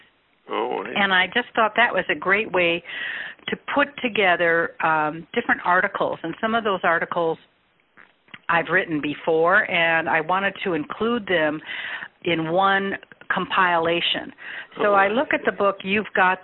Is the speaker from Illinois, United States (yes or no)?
yes; Chicago, Illinois, United States; also born or lived in Peoria, Illinois; I grew up in Chicago and then went to Bradley for 4 years in Peoria